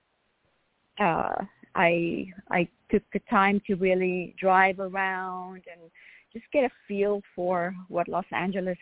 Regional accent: South Africa; moved away; I grew up in South Africa, and I grew up in a very small town that was not even on the map

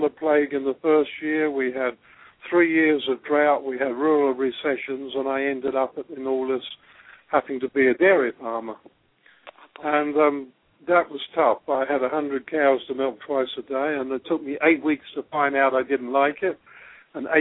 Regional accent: England, United Kingdom; moved away as an adult; now in Australia; I was born in England and grew up on a farm

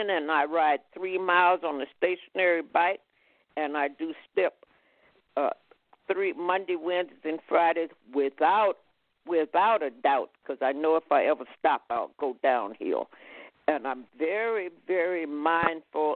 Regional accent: Houston, Texas, United States; moved away as an adult; now in San Francisco, United States; I was born in Houston, Texas, to a family.

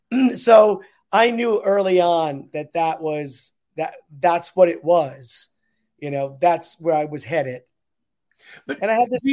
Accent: East Haven, Connecticut, United States; also born or lived in Manhattan, New York; now in New York City, United States; I grew up in East Haven. on Dodge Avenue. And now I live on the Upper West Side of Manhattan.

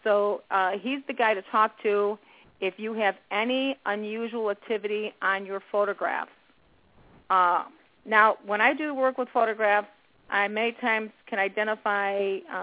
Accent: Chicago, Illinois, United States; I was raised around 55th and Kedzie

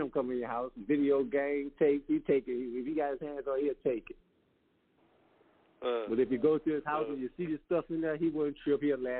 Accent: New Orleans, Louisiana, United States; Magnolia Project, man, is like, we like to say it's Magnolia, Louisiana. It's like a city within a city.

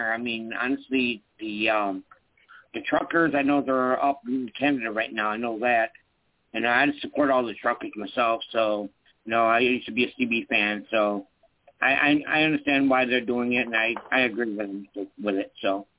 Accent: Rochester, New York, United States; Rochester, New York.

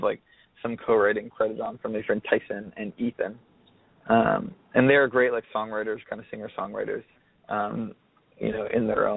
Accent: Alberta, Canada; It's this small town, a lot like the one I grew up in Alberta

